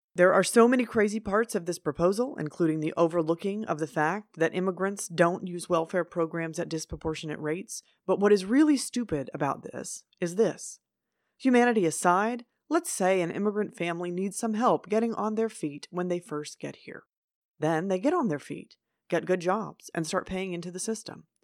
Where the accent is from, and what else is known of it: United States